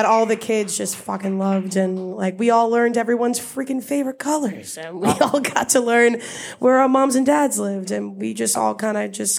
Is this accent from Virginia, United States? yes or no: no; Block Island, Rhode Island, United States; I'm only 24 years old, so I grew up there at a different time than other people.